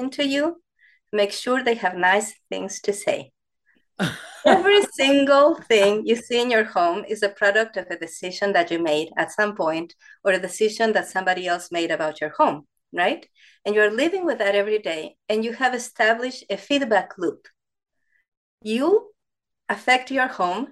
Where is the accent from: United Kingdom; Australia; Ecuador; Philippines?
Ecuador; English is a second language; moved away as an adult; now in United States; I actually studied architecture in Ecuador, where I'm from, in South America